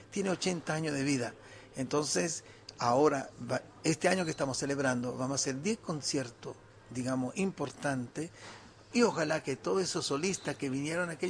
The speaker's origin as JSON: {"language": "Spanish", "region": "Galicia", "country": "Spain", "said": "Yo soy gallego."}